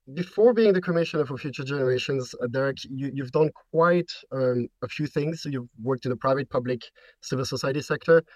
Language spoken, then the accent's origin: English; Belgium; I'm from Belgium